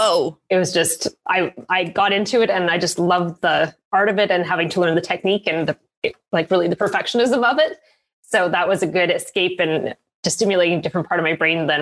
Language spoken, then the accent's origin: English; Canada; also born or lived in Yukon; So my dad was an RCMP, a Mountie, is what most of the Americans call it. So I grew up all over Canada. I was originally born in the Yukon, which is kind of exotic for a Cana